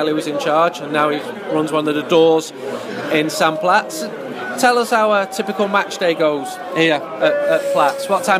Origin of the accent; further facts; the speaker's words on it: Urmston, North West England, United Kingdom; when I was growing up in Urmston